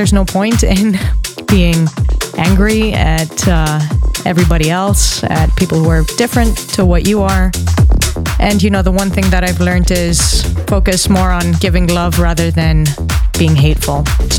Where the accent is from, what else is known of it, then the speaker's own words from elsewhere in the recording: United States; also born or lived in New York / Athens, Greece; a lot of you probably know or can tell by my accent, but I'm an American citizen. I live between New York and Athens, Greece